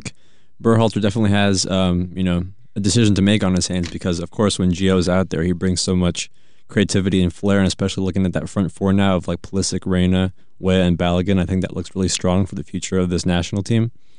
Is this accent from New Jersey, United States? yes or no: no; Austin, Texas, United States; moved away as an adult; now in Boston, United States; Austin FC, my hometown club.